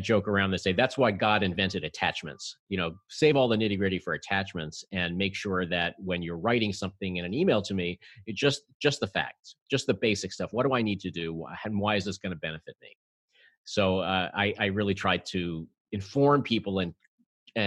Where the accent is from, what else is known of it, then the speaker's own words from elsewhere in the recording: New York City, New York, United States; I'm a native New Yorker.